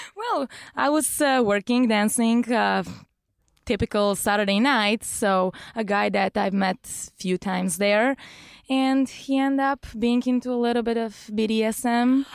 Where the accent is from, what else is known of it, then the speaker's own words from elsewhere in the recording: Bulgaria; moved away as an adult; now in Los Angeles, United States; born and raised there.